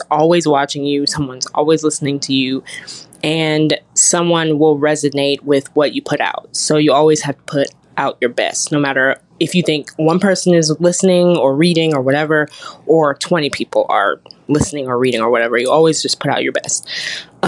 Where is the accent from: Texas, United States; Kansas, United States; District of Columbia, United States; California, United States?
District of Columbia, United States; Washington; moved away as an adult; now in Birmingham, United States; I was born and raised in Washington, D.C.